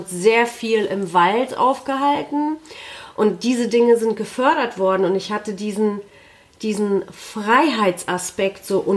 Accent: Poland; ich bin in Polen zur Schule gegangen

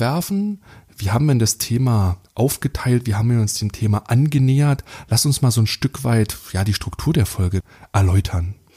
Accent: Germany; wir als, als Deutsche

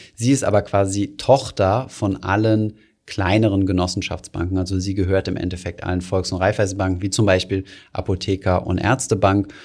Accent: Germany; als Deutsche

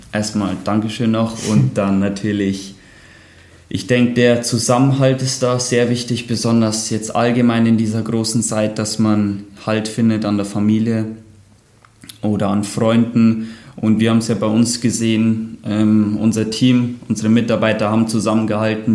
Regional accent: Bayerwaldhof, Bavaria, Germany; born or raised there

